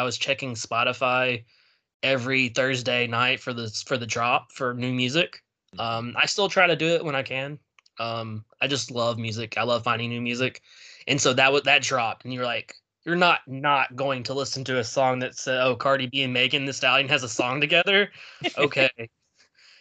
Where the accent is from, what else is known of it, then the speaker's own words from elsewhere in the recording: the South, United States; I grew up in the South.